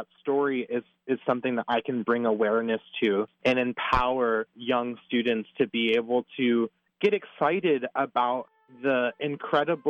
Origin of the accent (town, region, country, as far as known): Pennsylvania, United States; born or raised there; moved away